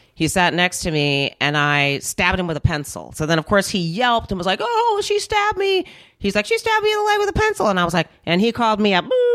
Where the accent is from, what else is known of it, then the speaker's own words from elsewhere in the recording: Minnesota, United States; also born or lived in North Carolina; I was born in Minnesota, and then we moved to North Carolina for three years 'cause that's where my family's originally from, and then we moved back